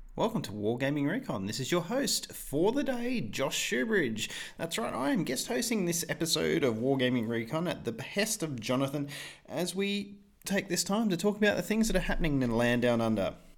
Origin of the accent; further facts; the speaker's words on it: Australia; I'm an Australian